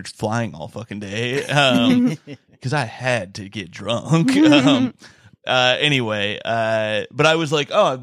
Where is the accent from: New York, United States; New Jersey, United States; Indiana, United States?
Indiana, United States; I'm from Indiana